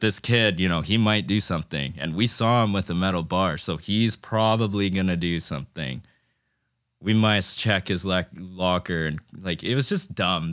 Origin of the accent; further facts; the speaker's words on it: Fiji; I'm from Fiji